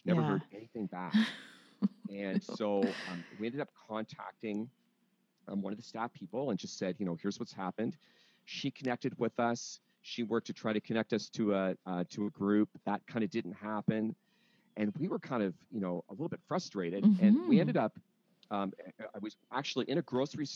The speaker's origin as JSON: {"language": "English", "region": "London", "country": "United Kingdom", "also_born_or_lived": "Wheaton, Illinois, United States", "moved": "as an adult", "said": "I'm originally from London, but ended up going to school in the States"}